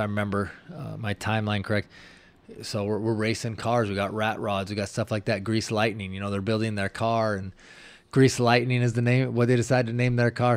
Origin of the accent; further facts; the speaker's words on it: Washington, United States; I'm from Washington, the Great Northwest.